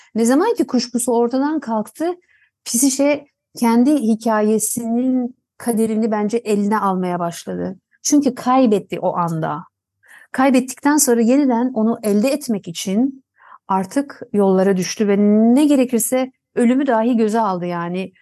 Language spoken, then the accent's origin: Turkish; Tunceli, Tunceli Province, Turkey; Tunceli'de doğdum.